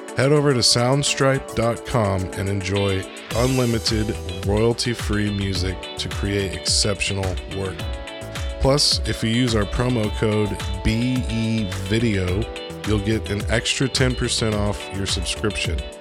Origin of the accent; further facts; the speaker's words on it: United States; as an American, as a privileged white American